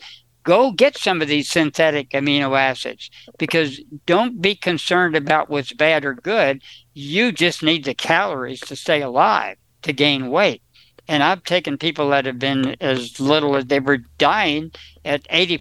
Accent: New Jersey, United States; now in California, United States; I was from New Jersey. We didn't even know what an avocado was.

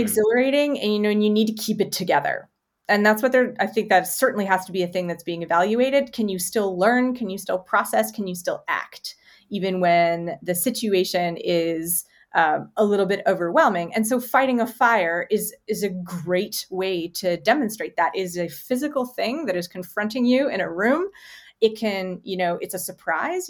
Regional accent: Canada; as a Canadian

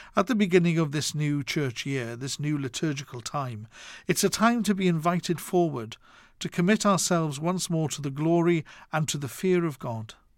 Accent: Wales, United Kingdom; Growing up in Wales

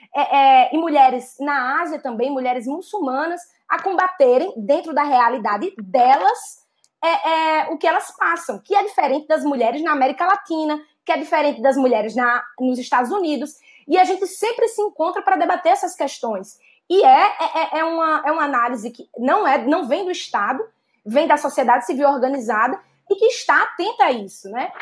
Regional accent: Northeast Region, Brazil; accent: strong Northeastern; now in São Paulo, Brazil; Eu sou uma mulher nordestina, nascida e criada no Nordeste

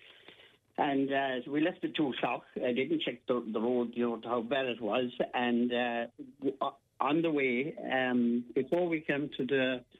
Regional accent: Ballyporeen, Munster, Ireland; I'm from Ballyporeen

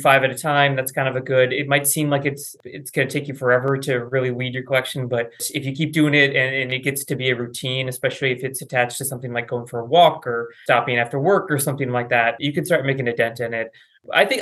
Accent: Wisconsin, United States; I grew up in Wisconsin

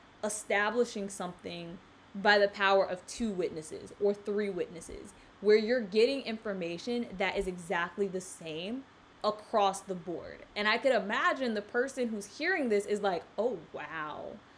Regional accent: South Carolina, United States; now in South Florida, United States; I grew up in South Carolina

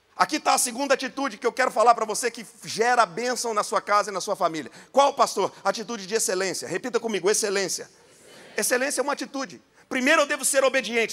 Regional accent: Goiânia, Goiás, Brazil; accent: goiano; Sou goiano, tá? Não sei se vocês perceberam aí o sotaque

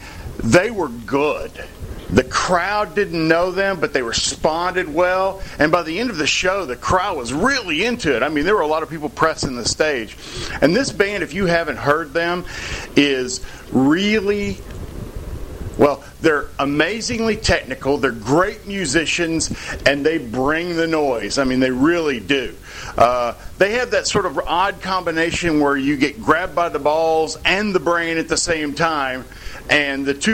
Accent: near Paducah, Kentucky, United States; Paducah, near my hometown

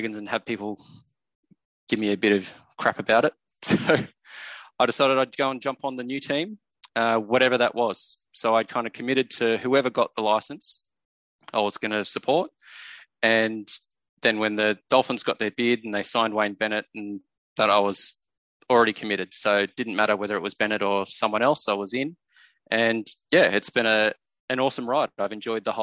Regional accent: Central Coast, New South Wales, Australia; I grew up on the Central Coast where the Bears were here all the time

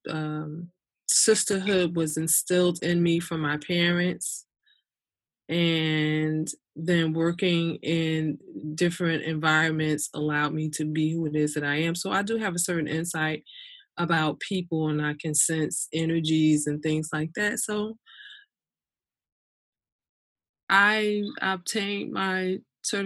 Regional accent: Newark, New Jersey, United States; I was born and raised in Newark, New Jersey.

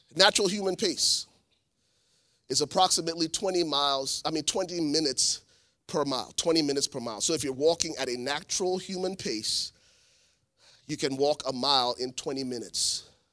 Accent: Liberia; moved away; I am originally from Liberia, West Africa

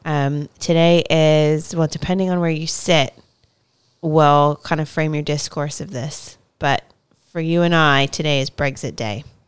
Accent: United States; now in United Kingdom; I'm American, um, from the United States

